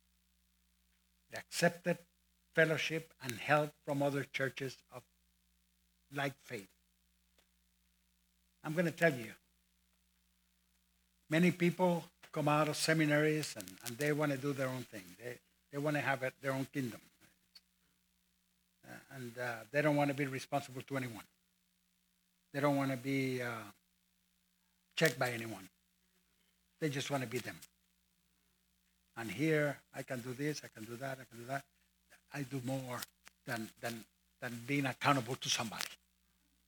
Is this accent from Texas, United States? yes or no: yes; Texas, United States; I'm a Baptist from Texas